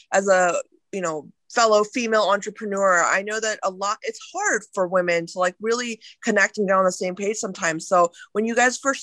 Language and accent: English; India; moved away; I'm Indian by ethnicity, and I was born in India. I grew up there for a while.